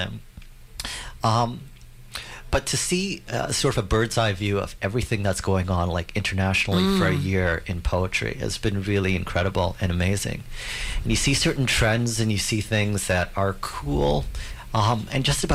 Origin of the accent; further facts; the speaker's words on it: Canada; I'm the Canadian one